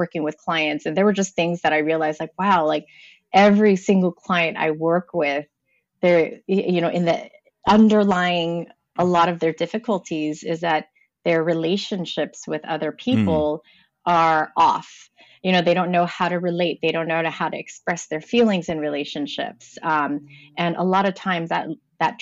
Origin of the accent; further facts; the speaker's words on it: Los Angeles, California, United States; I am from Los Angeles, California